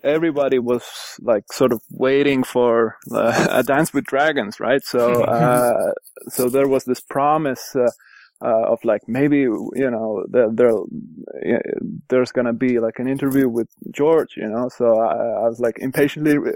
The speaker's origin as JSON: {"language": "English", "town": "Tallinn", "region": "Harju County", "country": "Estonia", "said": "I'm from Estonia, Tallinn"}